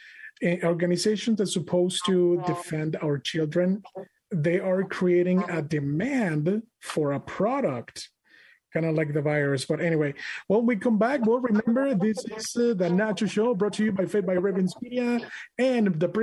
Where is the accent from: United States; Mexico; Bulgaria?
Mexico; moved away; I mean, I grew up in Mexico